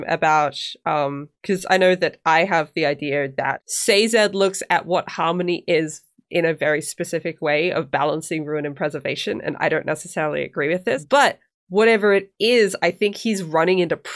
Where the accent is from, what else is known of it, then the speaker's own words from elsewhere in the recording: Australia; accent: Australian; well, see, someone said ages and ages ago that I'm losing my Australian accent